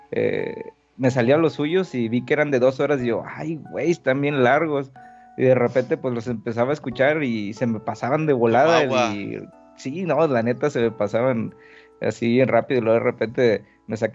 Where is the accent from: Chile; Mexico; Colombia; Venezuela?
Mexico; Reynosa, Tamaulipas; now in Querétaro, Mexico; Sí, bueno, yo soy de Reynosa, Tamaulipas, eh, pero tengo aquí en Querétaro ya cinco años desde que me mudé para acá, ¿no?